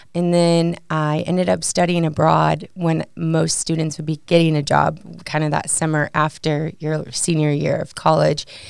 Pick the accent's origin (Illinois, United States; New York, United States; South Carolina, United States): Illinois, United States; Batavia; moved away as an adult; now in Maryville, United States; I'm from a suburb called Batavia. It's about forty-five miles west of Chicago